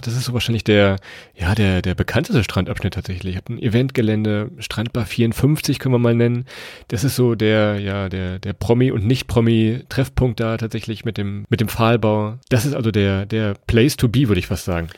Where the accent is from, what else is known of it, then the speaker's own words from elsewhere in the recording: Lower Saxony, Germany; wir kommen ja aus Niedersachsen